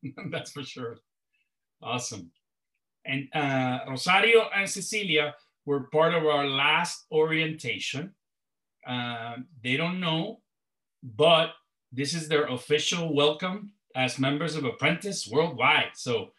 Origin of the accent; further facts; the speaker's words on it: Puerto Rico; And then Ernesto, who's in Puerto Rico, my hometown, he will introduce himself.